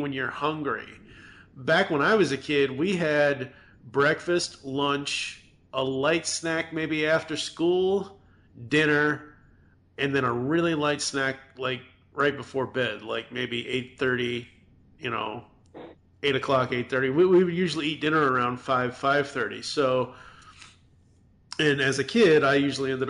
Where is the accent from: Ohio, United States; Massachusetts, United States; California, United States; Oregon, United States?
Massachusetts, United States; now in Louisville, United States; growing up in Massachusetts, it's one of those things where, and growing up in the 80s back then